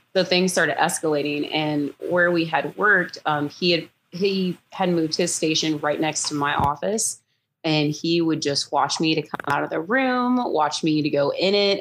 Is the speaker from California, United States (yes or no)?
no; Houston, Texas, United States; moved away as an adult; now in Florida, United States; I am from Houston, Texas, originally, and I moved to Florida last year